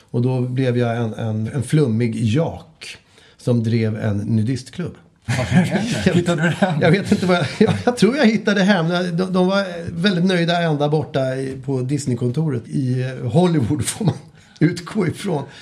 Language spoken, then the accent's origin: Swedish; Skåne, Sweden; Ja, hallå, jag är från Skåne.